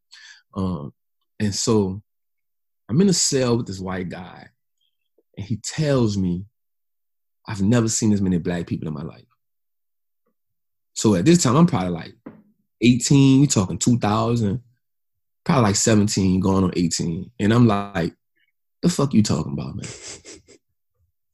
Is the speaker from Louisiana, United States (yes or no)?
yes; New Orleans, Louisiana, United States; moved away; also born or lived in Atlanta; I'm from New Orleans, man. I ain't never been out this city yet.